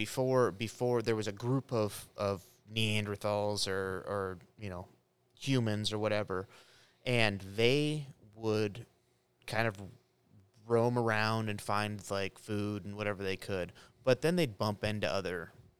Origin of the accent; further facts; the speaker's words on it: United States; I'm an American.